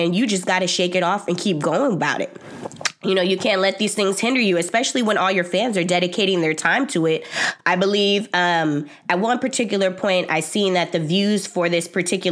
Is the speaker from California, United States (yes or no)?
yes; Bay Area, California, United States; I'm from the Bay Area